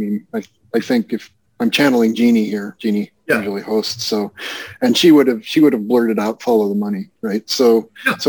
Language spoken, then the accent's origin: English; Iowa, United States; I'm from Iowa